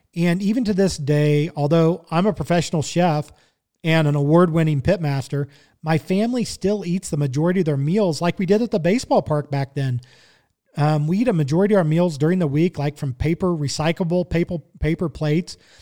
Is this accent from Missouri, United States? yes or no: yes; Kansas City, Missouri, United States; growing up in Kansas City